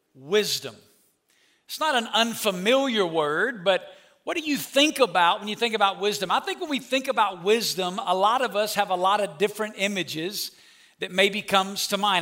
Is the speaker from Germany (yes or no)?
no; Alabama, United States; I'm from Alabama. When you grow up in Alabama